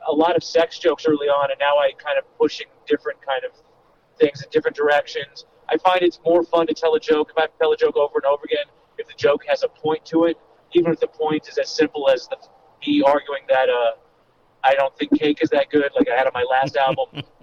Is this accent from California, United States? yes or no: yes; Los Angeles, California, United States; I'm, I'm from Los Angeles, so that always made, whereas for a lot of comedians, it's this big move